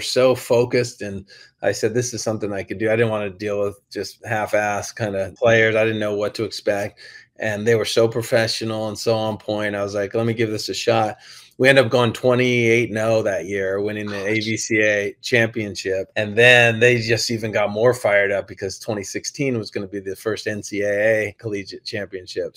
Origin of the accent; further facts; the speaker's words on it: Laguna Beach, California, United States; I grew up and I was born in Laguna Beach, mm. raised in Laguna Beach